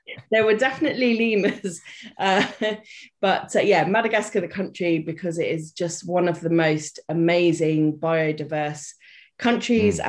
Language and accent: English; United Kingdom; also born or lived in Reunion Island; I am British. You may have guessed by the accent.